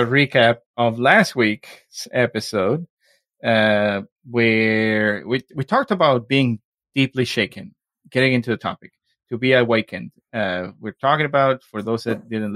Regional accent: Mexico; accent: Mexican; my Mexican accent

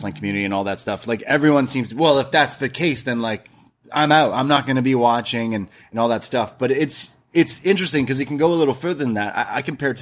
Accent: Canada; I'm Canadian

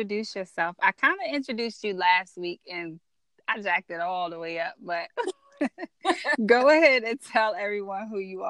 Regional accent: La Plata, Maryland, United States; Girl, I'm from the Boone West Bubble, you know what, La Plata, Maryland.

